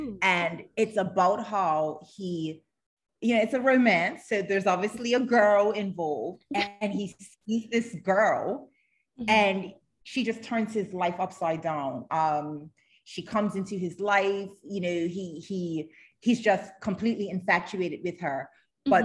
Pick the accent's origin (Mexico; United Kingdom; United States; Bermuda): Bermuda; I'm from Bermuda